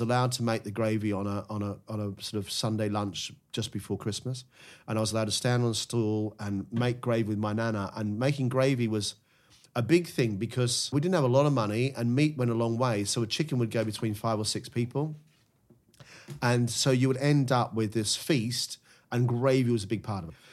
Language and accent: English; Melbourne, Victoria, Australia; moved away as an adult; now in United Kingdom; As an Aussie growing up